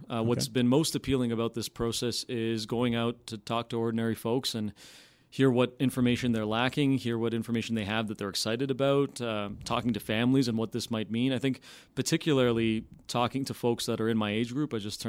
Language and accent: English; Stoney Creek, Ontario, Canada; So I'm from originally from Stoney Creek, Ontario.